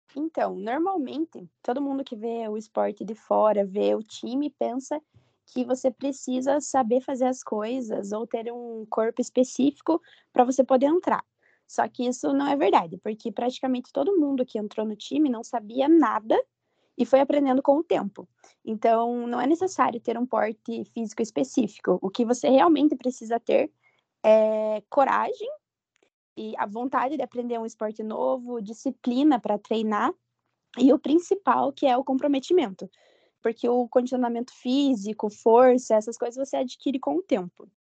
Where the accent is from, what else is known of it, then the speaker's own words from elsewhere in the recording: Ponta Grossa, Paraná, Brazil; eu sou natural de Ponta Grossa mesmo